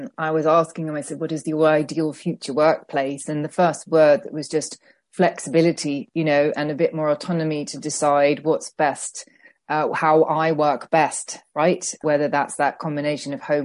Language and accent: English; Netherlands; moved away; I'm from the Netherlands originally